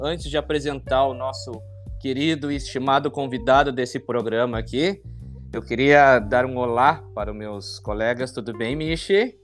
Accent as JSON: {"language": "Portuguese", "town": "Porto Alegre", "region": "Rio Grande do Sul", "country": "Brazil", "said": "somos da Zona Norte"}